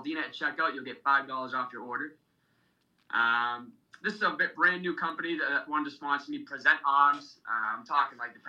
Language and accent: English; Dracut, Massachusetts, United States; It's also based in my hometown, Drakett, Mass